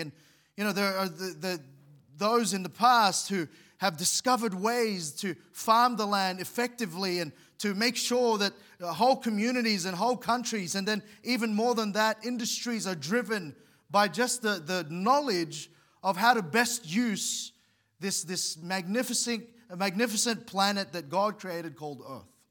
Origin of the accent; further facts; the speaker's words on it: Philippines; moved away; where I was born in the Philippines